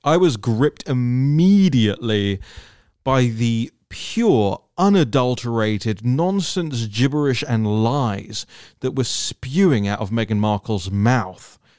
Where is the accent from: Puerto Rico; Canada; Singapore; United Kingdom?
United Kingdom